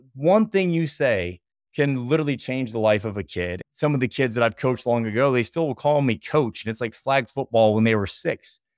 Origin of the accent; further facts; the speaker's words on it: Bryan, Ohio, United States; I grew up playing in Northwest Ohio, small town called Bryan